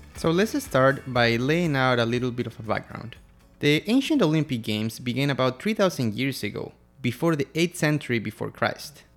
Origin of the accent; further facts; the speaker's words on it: Quito, Pichincha, Ecuador; I'm from Quito, Ecuador